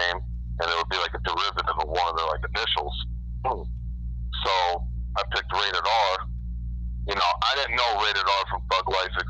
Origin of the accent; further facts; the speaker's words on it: Rome, New York, United States; also born or lived in Brooklyn, New York; I grew up in a small city in upstate New York, central New York. It's called Rome, New York